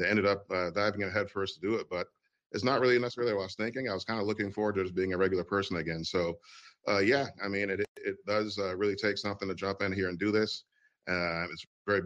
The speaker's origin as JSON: {"language": "English", "region": "Michigan", "country": "United States", "tie": "born or raised there", "said": "I'm from Michigan, and so we grew up seeing the supermarket chain"}